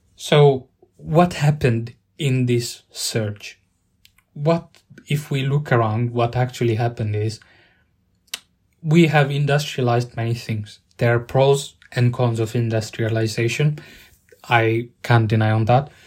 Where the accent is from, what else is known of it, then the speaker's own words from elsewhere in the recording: Italy; now in United Kingdom; Growing up in Italy